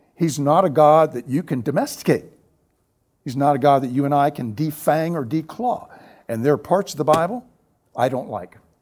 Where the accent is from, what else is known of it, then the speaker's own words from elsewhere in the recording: the South, United States; Growing up in the South, the segregated South